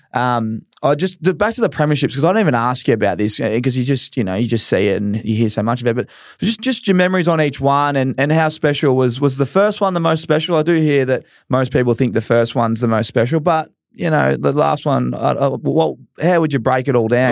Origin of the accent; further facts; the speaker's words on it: Australia; as an Aussie